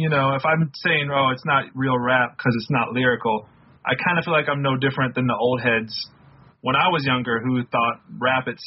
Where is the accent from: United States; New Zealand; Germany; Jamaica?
United States; the South; Growing up in the South and like you got so into no limit that you kind of had to almost retreat from it